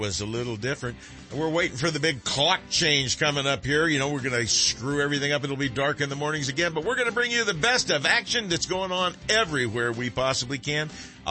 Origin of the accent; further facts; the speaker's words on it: California, United States; also born or lived in Kentucky / Tennessee; All of my family's from Kentucky, Tennessee, all that neck of the woods back there. My parents moved us out here when I was like 1 year old, so I came out kicking and screaming. So when I'm out of the state, and I don't want to admit I'm from California